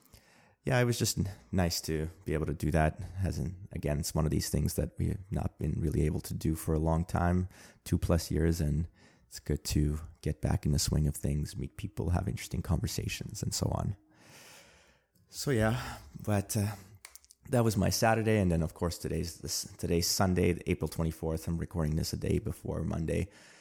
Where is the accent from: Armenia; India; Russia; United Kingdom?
Armenia; born there; English is a second language; Armenian. I was born in a nation state of Armenia Actually, I was not born in a nation state of Armenia. I was born in the Soviet Union. I was born in the Armenian Republic of the Soviet Union.